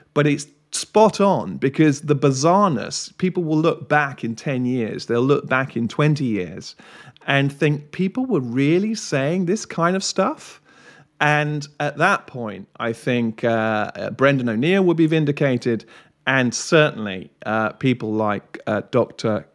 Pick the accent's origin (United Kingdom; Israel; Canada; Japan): United Kingdom